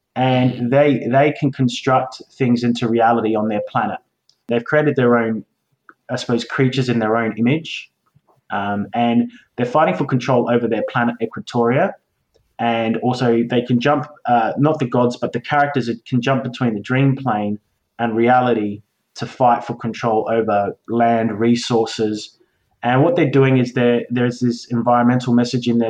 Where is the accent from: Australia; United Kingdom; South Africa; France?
Australia; I am an Australian, so don't judge me for being an Aussie